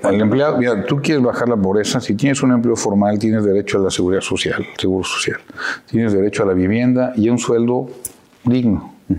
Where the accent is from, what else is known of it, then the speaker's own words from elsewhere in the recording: Querétaro, Mexico; also born or lived in Orizaba, Veracruz / Mexico City; nací en Orizaba en el 69, tengo 53 años. Y, llegamos a Querétaro cuando yo tenía nueve años. Llevo 44 años ya viviendo en Querétaro